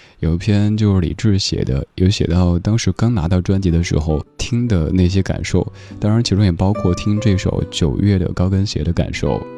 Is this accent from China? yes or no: yes; Sichuan, China; accent: Sichuanese; 用我家乡话四川话来说